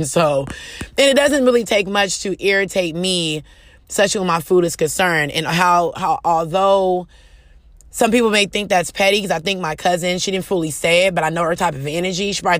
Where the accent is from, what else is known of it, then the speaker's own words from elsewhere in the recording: California, United States; especially me coming from Cali. I'm a Californian girl. I'm used to diversity around me, no matter.